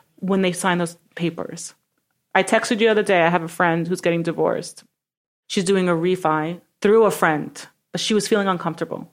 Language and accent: English; New York City, New York, United States; I'm from Brooklyn